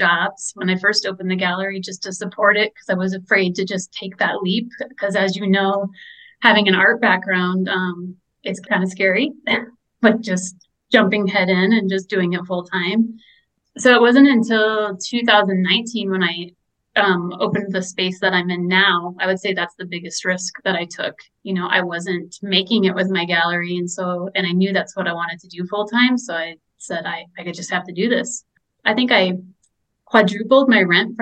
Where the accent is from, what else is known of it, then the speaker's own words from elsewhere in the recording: Colorado Springs, Colorado, United States; also born or lived in Rochester, New York; growing up in Colorado Springs, leaving all my friends and family